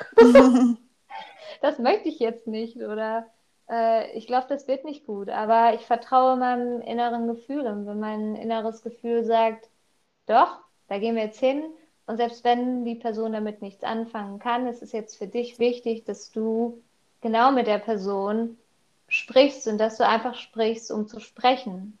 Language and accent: German; Wickede, North Rhine-Westphalia, Germany; Ich komme aus Wickede, aus NRW.